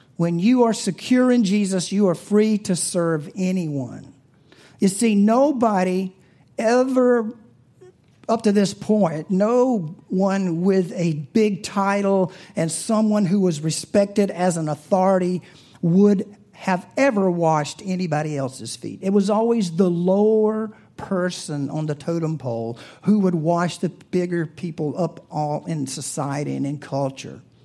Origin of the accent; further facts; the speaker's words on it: the South, United States; I'm from the South